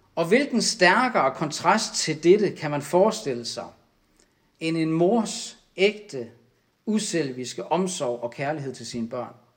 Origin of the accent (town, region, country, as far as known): Denmark